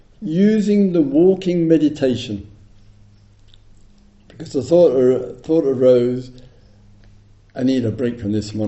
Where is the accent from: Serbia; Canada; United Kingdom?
United Kingdom; England; I'm English